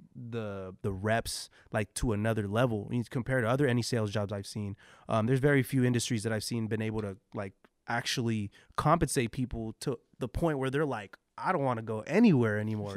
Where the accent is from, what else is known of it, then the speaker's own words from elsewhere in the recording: San Jose, California, United States; growing up in San Jose